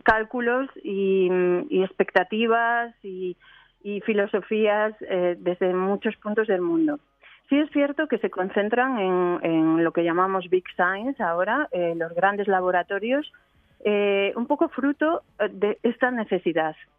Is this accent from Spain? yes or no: yes; Spain; moved away as an adult; now in Geneva, Switzerland; yo soy española, trabajo en Ginebra